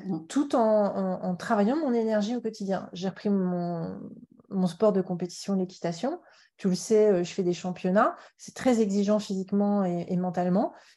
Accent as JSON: {"language": "French", "town": "Paris", "region": "Île-de-France", "country": "France", "tie": "born or raised there", "said": "je suis née à Paris, mais mes parents sont de la Méditerranée, donc Montpellier et, Carcassonne"}